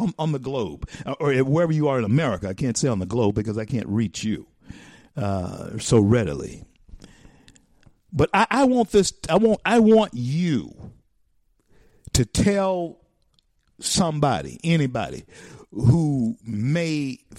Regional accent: the South, United States; because I grew up in the South.

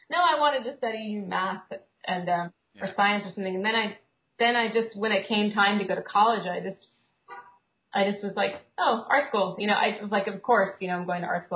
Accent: Kansas City, Missouri, United States; now in Brooklyn, United States; I grew up in Kansas City

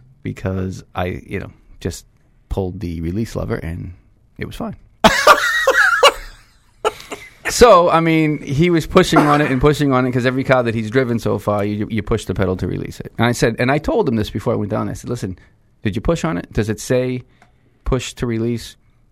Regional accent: Lowell, Massachusetts, United States; also born or lived in Manchester, New Hampshire (father's family); I came from the Greek section of Lowell

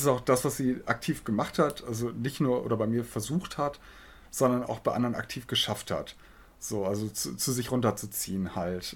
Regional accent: Osnabrück, Lower Saxony, Germany; moved away as an adult; now in Hildesheim, Germany; komme gebürtig aus Osnabrück, studiere jetzt hier in Hildesheim

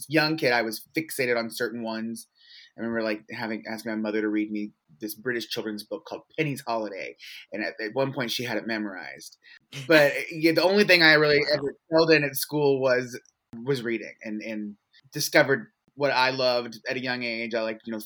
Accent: Louisville, Kentucky, United States; also born or lived in Memphis, Tennessee / Chicago; I'm originally from Louisville, born and raised

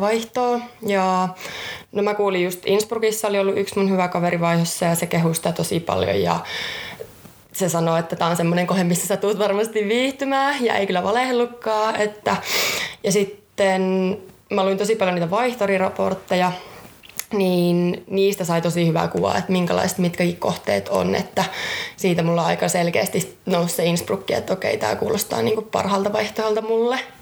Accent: Jyväskylä, Central Finland, Finland; Oon ihan alun perin Jyväskylästä

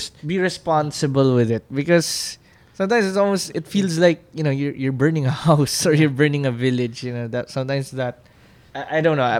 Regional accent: Philippines; as a Filipino

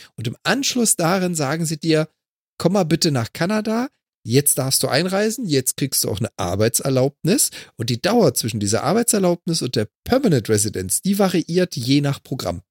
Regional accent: Germany; als Deutscher

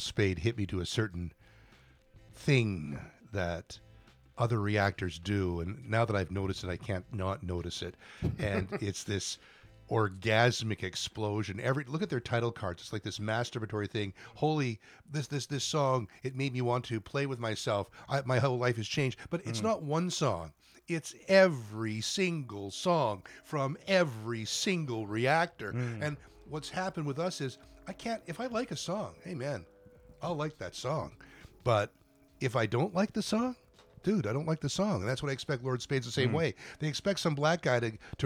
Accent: Toronto, Ontario, Canada; moved away as an adult; now in Japan; I'm from Toronto. I've lived in Japan for about 15 years

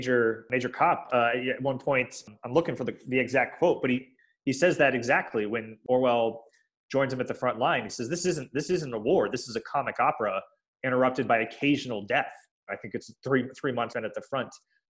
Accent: Spain; English is a second language; and dear to my heart as a Spaniard, I could totally understand why they'd be frustrated by that.

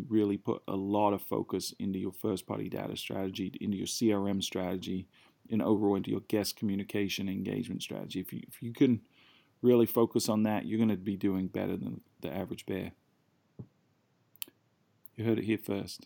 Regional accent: United Kingdom; I'm British

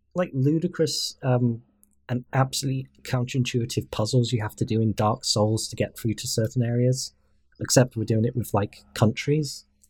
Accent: United Kingdom

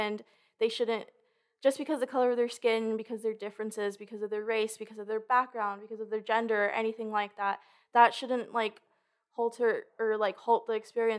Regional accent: Los Angeles, California, United States; I'm from Los Angeles, California. I'm a junior.

